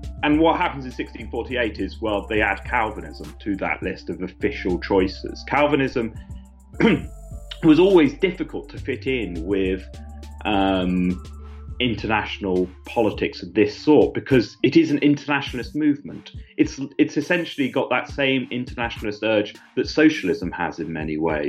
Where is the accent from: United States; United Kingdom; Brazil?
United Kingdom; Suffolk, East Anglia, East of England; growing up in East Anglia, especially in Suffolk